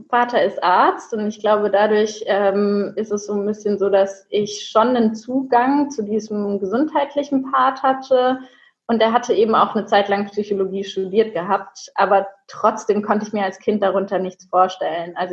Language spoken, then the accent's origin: German; Würzburg, Bavaria, Germany; now in Cologne, Germany; Ich komme aus Würzburg, das heißt, ich bin hier noch ein bisschen neu in Köln